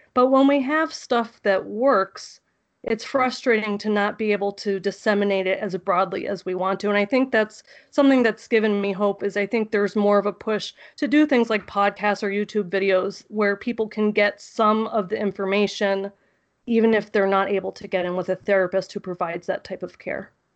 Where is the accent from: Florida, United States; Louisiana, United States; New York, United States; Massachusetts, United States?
Florida, United States; South; also born or lived in Tallahassee, Florida / North Dakota; I grew up in South Florida, and then I went to school in the Panhandle